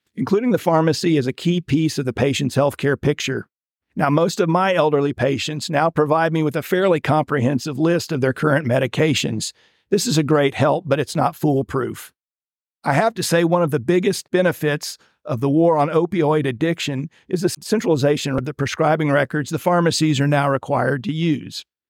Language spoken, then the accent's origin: English; Winter Haven, Florida, United States; I went back to my hometown of Winter Haven, Florida, and practiced with my father